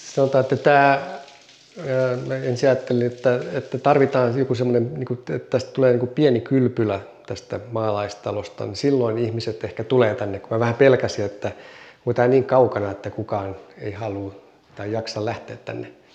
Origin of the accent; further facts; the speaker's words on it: Ii, North Ostrobothnia, Finland; moved away; also born or lived in Kauhajoki; onnellinen lapsuus ja mitä kaikkea muuta täällä tehtiin ja keksittiin